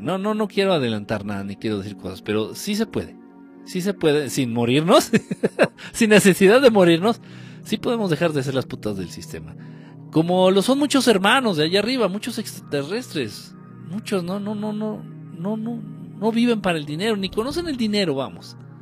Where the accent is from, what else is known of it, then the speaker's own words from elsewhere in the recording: Michoacán, Mexico; en Michoacán, de donde soy